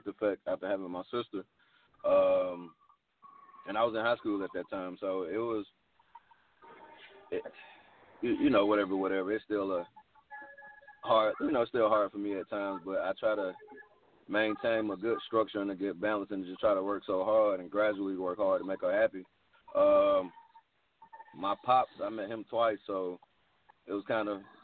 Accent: Atlanta, Georgia, United States; I'm from Atlanta, man. I was born in Grady. I'm a Grady baby. You know, I was raised in Atlanta, born and raised

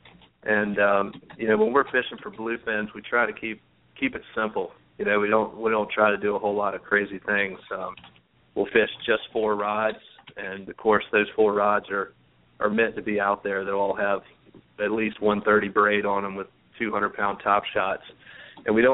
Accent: Chesapeake, Virginia, United States; we grew up in Western Branch in Chesapeake, and we were on the creek there

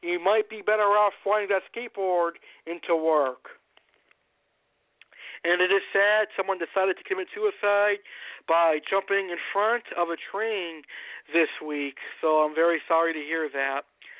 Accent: United States; as American

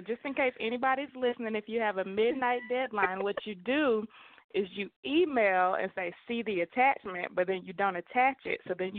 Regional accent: Kennesaw, Georgia, United States; I am from Kennesaw, Georgia, went to Georgia Southern University.

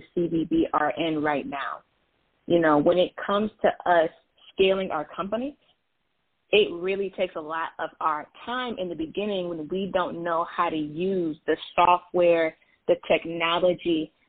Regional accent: Toledo, Ohio, United States; I am a born and raised in the wonderful Midwest. I'm from Toledo, Ohio, a little bit south of Detroit

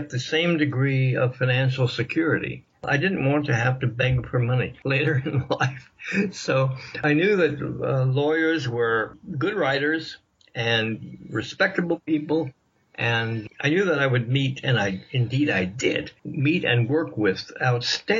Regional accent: Washington, District of Columbia, United States; I was born in Washington, D.C.

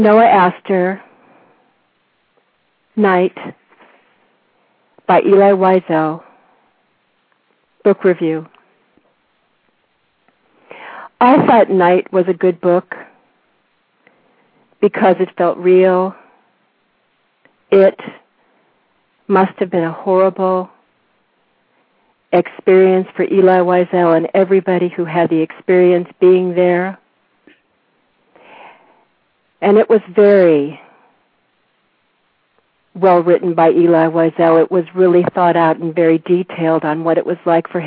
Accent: San Fernando Valley, California, United States; now in Corrales, United States; I grew up there

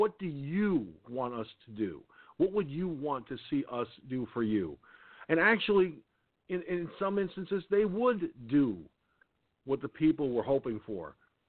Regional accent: Peekskill, New York, United States; growing up in Peekskill, New York, my hometown

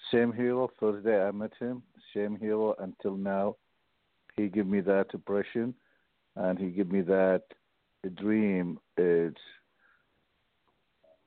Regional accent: Mosul, Nineveh, Iraq; English is a second language; moved away as an adult; now in United States; Born and raised in Mosul

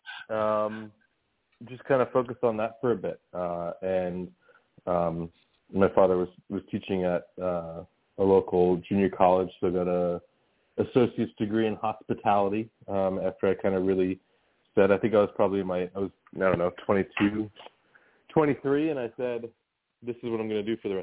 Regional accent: Monroe, New Jersey, United States; I grew up in New Jersey

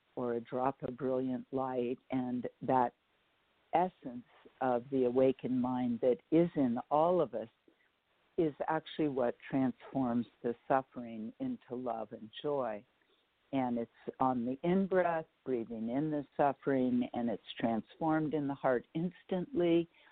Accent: San Francisco Bay Area, California, United States; I was raised in the Bay Area, in uh, San Francisco Bay Area

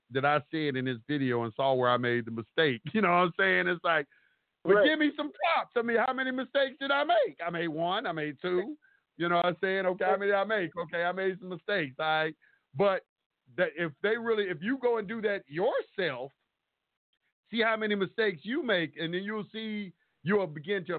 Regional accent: the South, United States; me growing up in the South

